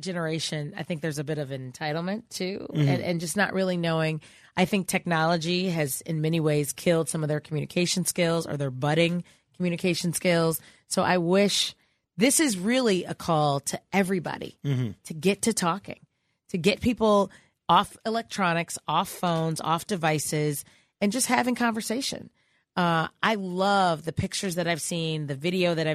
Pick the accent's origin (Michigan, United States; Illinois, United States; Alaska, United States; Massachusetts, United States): Illinois, United States; Chicago; I'm from Chicago